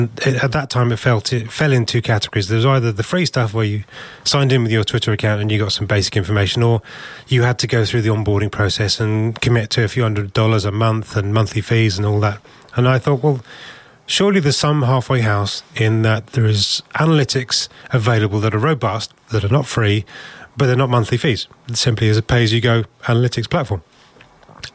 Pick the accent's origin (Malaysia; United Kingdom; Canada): United Kingdom; we're British